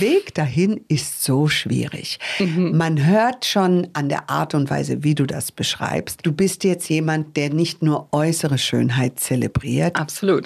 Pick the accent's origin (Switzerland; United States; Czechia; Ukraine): United States; now in Munich, Germany; ich bin ja Amerikanerin